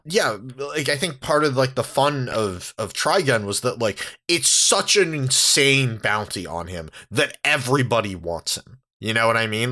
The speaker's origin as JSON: {"language": "English", "town": "San Diego", "region": "California", "country": "United States", "tie": "born or raised there", "said": "I grew up in San Diego."}